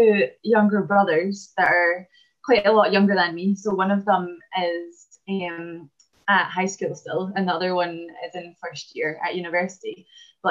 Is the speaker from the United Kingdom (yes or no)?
yes; Falkirk, Scotland, United Kingdom; I was born in Falkirk in Scotland